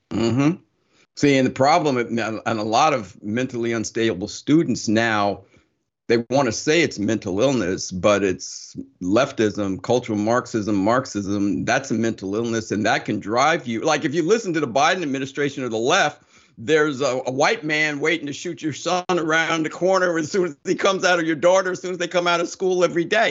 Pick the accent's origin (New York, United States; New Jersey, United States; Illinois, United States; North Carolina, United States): New Jersey, United States; Summit; I grew up in Summit, New Jersey, but I grew up a long time ago